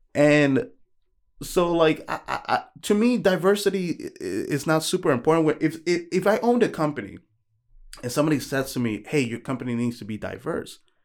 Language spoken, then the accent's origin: English; New York, United States; I'm from New York